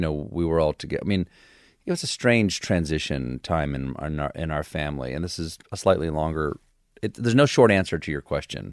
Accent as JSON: {"language": "English", "town": "Charleston", "region": "South Carolina", "country": "United States", "tie": "born or raised there", "also_born_or_lived": "Washington, D.C. / James Island, South Carolina", "said": "I was born in Washington, D C, but I left there when I was four. And I spent the rest of my, uh, childhood in uh, South Carolina. First on James Island, South Carolina, and then in, uh, Charleston"}